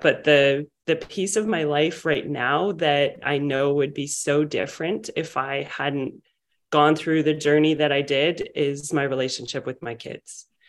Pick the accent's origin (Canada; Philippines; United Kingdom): Canada; Vancouver, British Columbia; I'm from Vancouver, British Columbia